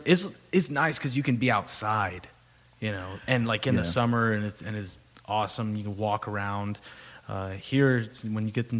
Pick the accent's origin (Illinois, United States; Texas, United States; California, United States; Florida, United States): Texas, United States; Corpus Christi; I'm a Corpus guy. My family is like generations of South Texas.